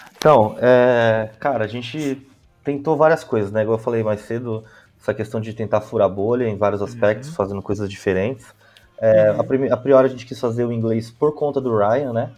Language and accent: Portuguese; São Paulo, Brazil; Eu sou da Zona Leste de São Paulo